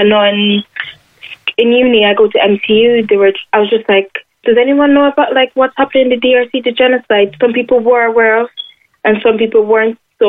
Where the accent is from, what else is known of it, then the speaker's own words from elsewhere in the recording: Ireland; And I also don't regret being Irish.